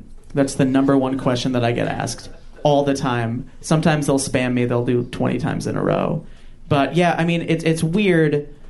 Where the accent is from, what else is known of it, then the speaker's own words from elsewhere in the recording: Massapequa, New York, United States; I'm from Long Island, New York, Massapequa.